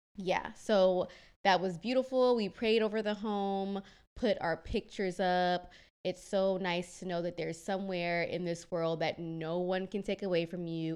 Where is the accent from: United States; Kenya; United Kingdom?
Kenya; moved away; I'm Kenyan